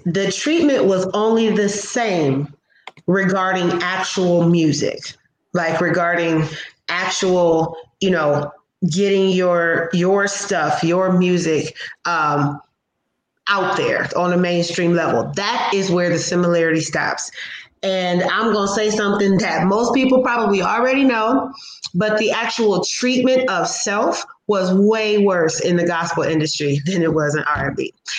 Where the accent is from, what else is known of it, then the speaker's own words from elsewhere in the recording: Midwest, United States; I grew up in the Midwest. My mother grew up in Detroit.